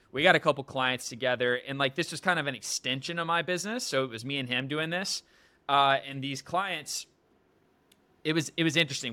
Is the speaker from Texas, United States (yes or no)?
no; Atlanta, Georgia, United States; moved away as an adult; also born or lived in Los Angeles; now in Miami, United States; I'm from Atlanta, Georgia, moved to Los Angeles, so across the country